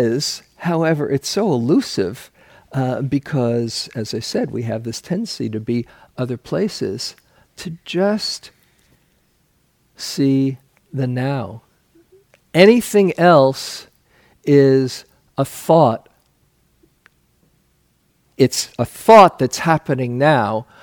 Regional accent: New York City, New York, United States; I grew up in New York City, and people there often live in superlatives

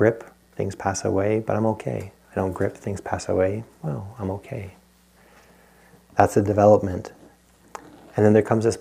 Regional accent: Rhode Island, United States; I grew up in Rhode Island

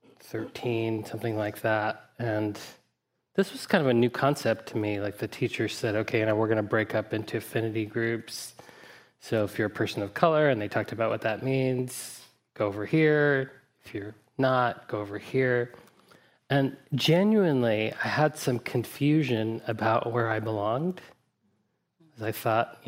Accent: Deep South, United States; I grew up in the Deep South, mostly white

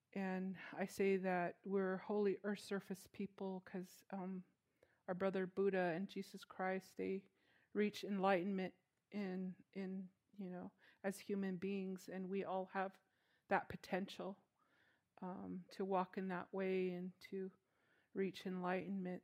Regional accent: Chinle, Arizona, United States; now in Kayenta, United States; I'm originally from Chinle, Arizona, which is Canyon de Chelly

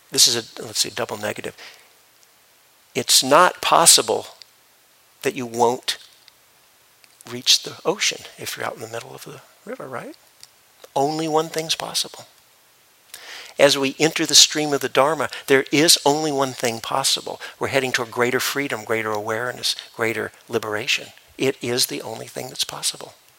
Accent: Memphis, Tennessee, United States; I grew up in Memphis, Tennessee

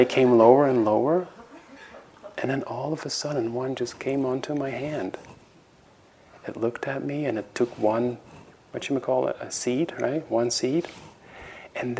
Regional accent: Netherlands; moved away as an adult; now in United States; I was coming from Holland and living in America

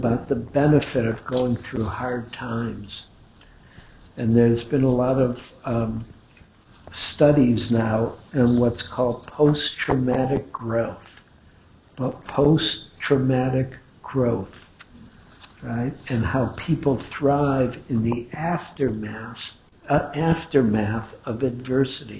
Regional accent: Detroit, Michigan, United States; I grew up in Detroit, that's where Henry Ford Hospital is

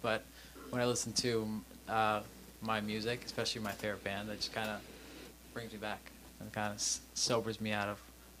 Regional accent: New York, United States; moved away as an adult; now in California, United States; I'm from New York originally, and I came out here on my own.

